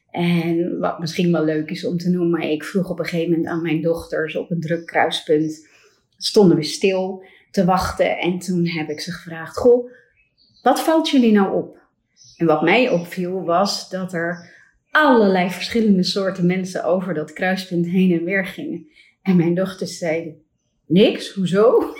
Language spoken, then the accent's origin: Dutch; Ilumbula, Njombe, Tanzania; born there; also born or lived in Netherlands; Ja, ik ben geboren in Afrika, in Tanzania, in een heel klein missieziekenhuis in Ilumbula. Eh, waar mijn ouders werkzaam waren.